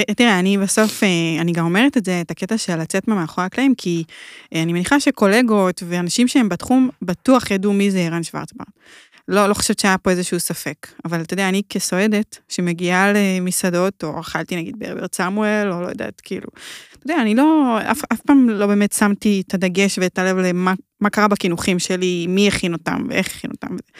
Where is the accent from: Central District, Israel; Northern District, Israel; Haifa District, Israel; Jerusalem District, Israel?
Haifa District, Israel; Hadera; אני מחדרה